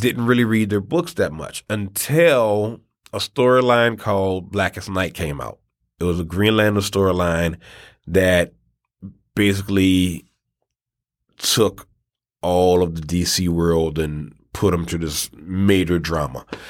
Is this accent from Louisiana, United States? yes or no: yes; New Orleans, Louisiana, United States; we're also from New Orleans